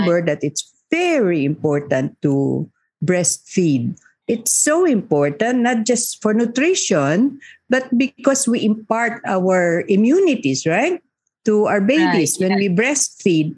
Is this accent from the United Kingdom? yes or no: no; Muslim Mindanao, Bangsamoro, Philippines; In conflict areas like where I come from Muslim Mindanao